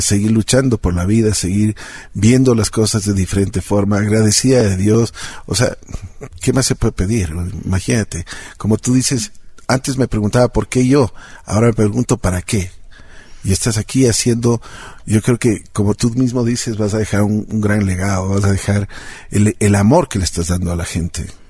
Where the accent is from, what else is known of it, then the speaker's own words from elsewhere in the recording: Ecuador; mi tierra, aquí en Ecuador